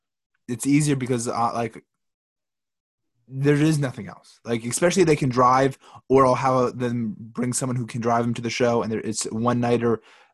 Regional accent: New Jersey, United States; also born or lived in Florida; I was born and raised in Jersey. I moved to Florida. I started comedy in Florida and couldn't pay rent and got depressed and whatnot and moved back home to my parents in Jersey.

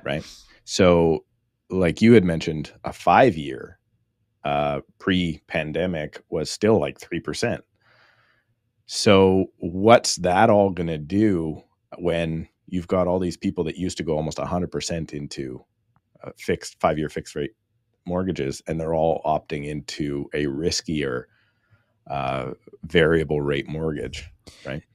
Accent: Surrey, British Columbia, Canada; I am born and raised in Surrey, B C, which is about thirty minutes outside of Vancouver

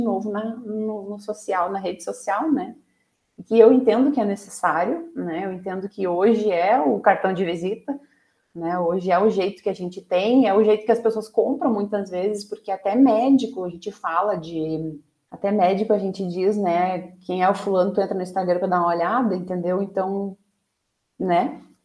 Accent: Brazil; como brasileiros

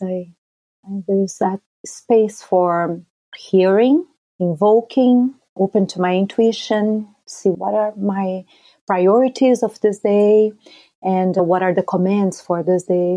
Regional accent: Brazil; growing up in Brazil

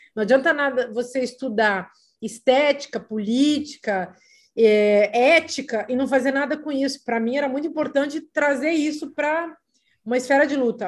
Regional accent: Vacaria, Rio Grande do Sul, Brazil; also born or lived in Paris; now in Lisbon, Portugal; Eu peguei neve em Vacaria passei a vida atravessando a geada. Imagina o que, é ir para o colégio de saia com uma conga

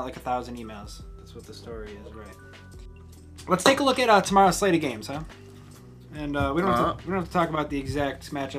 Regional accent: Buffalo, New York, United States; we're from Buffalo.

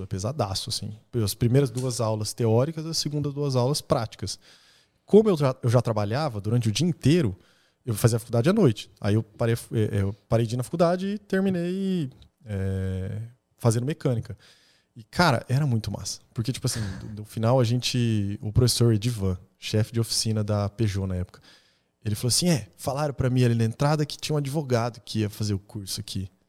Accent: Maringá, Paraná, Brazil; nasci em Maringá. A gente, nossa família é, é a gente morava na Zona 5.

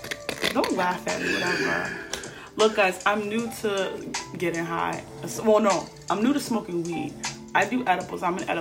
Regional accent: Boston, Massachusetts, United States; I was born and raised in Boston. I'm 34. I'm a mom.

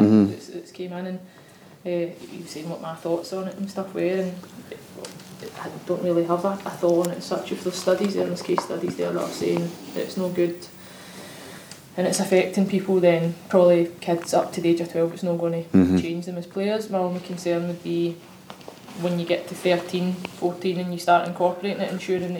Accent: Glasgow, Scotland, United Kingdom; growing up in the East End of Glasgow

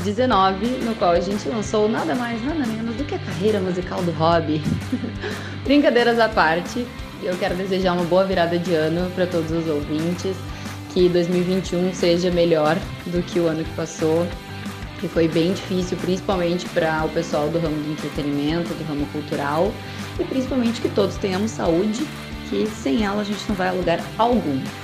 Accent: Porto Alegre, Rio Grande do Sul, Brazil; eu sou de Porto Alegre, como vocês nem devem ter percebido pelo meu sotaque

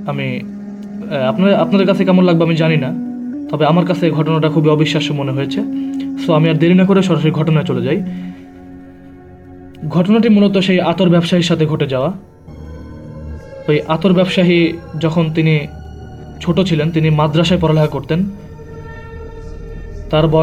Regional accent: Kushtia, Khulna Division, Bangladesh; now in Dhaka, Bangladesh; আমি ঢাকাতে স্থানীয় না আমার গ্রামের বাসা হচ্ছে কুষ্টিয়াতে অনেকে হয়তো কুষ্টিয়ার নাম শুনেছেন অনেকে হয়তো ওখানে গিয়েছেনও অনেক সুন্দর একটা জায়গা

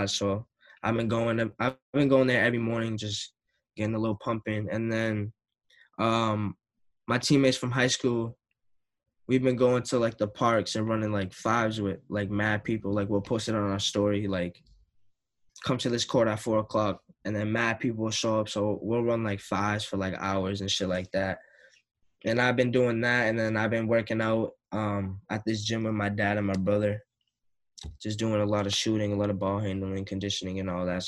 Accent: Lynn, Massachusetts, United States; I grew up in Lynn, so everybody from Lynn would come to my games

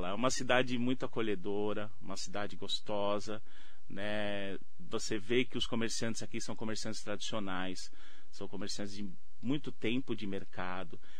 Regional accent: São Paulo, Brazil; Sou de São Paulo.

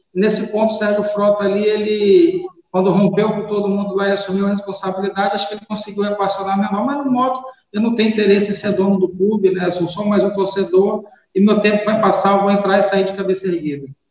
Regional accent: Rio de Janeiro, Brazil; now in Maranhão, Brazil; Eu, quando eu cheguei no Maranhão, sabe que eu sou carioca, né? Eu cheguei em 91.

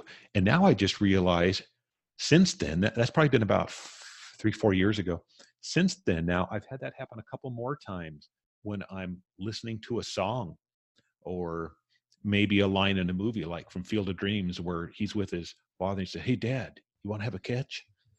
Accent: California, United States; also born or lived in Las Vegas, United States / Hawaii, United States; you got to remember, I grew up in Southern California, Las Vegas, Hawaii.

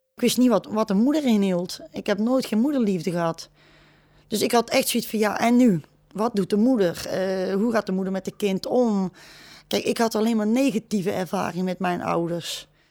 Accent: Etten-Leur, North Brabant, Netherlands; Ik ben opgegroeid in Etteleur.

